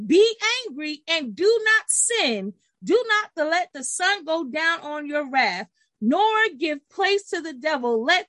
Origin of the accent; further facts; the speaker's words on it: Brooklyn, New York, United States; Miss Aisha don't get mad, but I'm from Brooklyn. You know how we do.